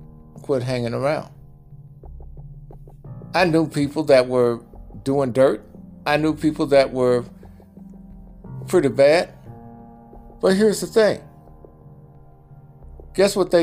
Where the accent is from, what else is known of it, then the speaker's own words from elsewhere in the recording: Jackson, Mississippi, United States; moved away as an adult; also born or lived in Los Angeles, California; I grew up in Mississippi, Jackson, Mississippi